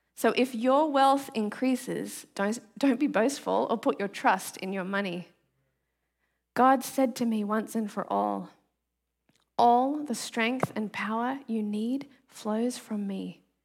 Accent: Australia; now in Seattle, United States; so I grew up in the tropics, you guys know that I'm from Australia

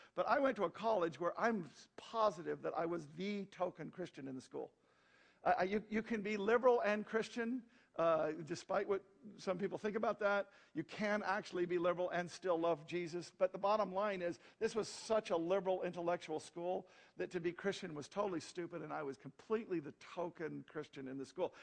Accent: Wyoming, United States; moved away as an adult; also born or lived in Cheyenne, Wyoming / Arizona; I come from Wyoming.

